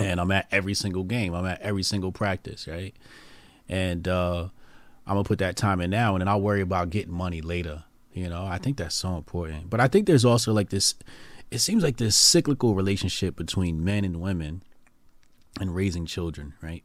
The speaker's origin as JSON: {"language": "English", "town": "Newark", "region": "New Jersey", "country": "United States", "tie": "born or raised there", "said": "my hometown, Newark, New Jersey"}